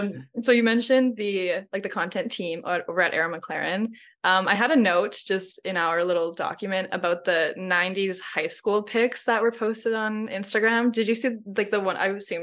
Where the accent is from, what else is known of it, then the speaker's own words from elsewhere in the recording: Canada; We know that you are like Lithuanian American. We're Canadian.